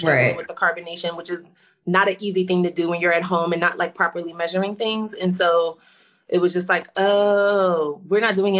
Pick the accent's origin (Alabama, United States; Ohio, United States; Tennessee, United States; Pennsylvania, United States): Pennsylvania, United States; Philadelphia; I'm from Philly.